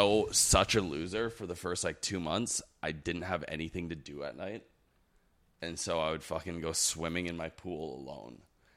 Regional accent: Toronto, Ontario, Canada; moved away as an adult; also born or lived in Singapore / Montreal; Yeah, I was born in Toronto.

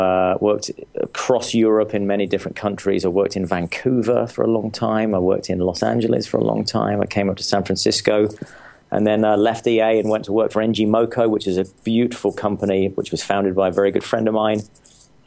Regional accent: England, United Kingdom; moved away as an adult; now in United States; I grew up in England

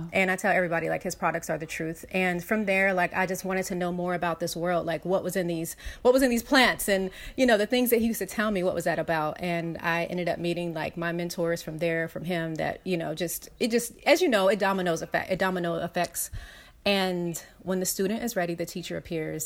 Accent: Los Angeles, California, United States; I grew up in South Central Los Angeles

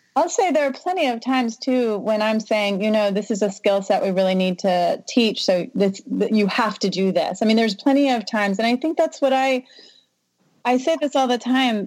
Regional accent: Southern Louisiana, United States; moved away; I'm from Southern Louisiana

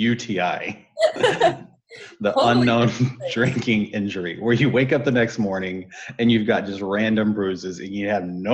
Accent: Texas, United States; moved away; also born or lived in Colorado / Nebraska / California; So I grew up in Texas, ended up bouncing around between Colorado and Nebraska, where I got introduced to … in Nebraska. Started skating professionally, rollerblading, which led me from Colorado to California. And here I am.

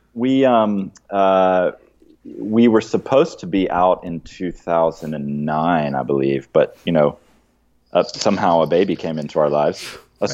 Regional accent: Athens, Georgia, United States; moved away as an adult; also born or lived in Santa Cruz, California; I actually grew up in Athens and then was gone for 20 years.

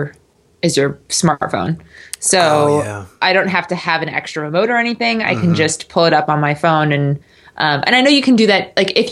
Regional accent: United States; I'm American

